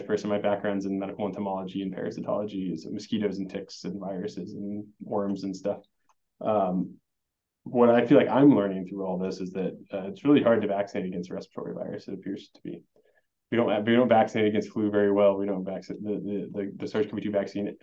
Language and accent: English; Springfield, Nebraska, United States; moved away; So I'm actually from Nebraska. I'm a Nebraskan, from Springfield, so not far down the road. My family's still here.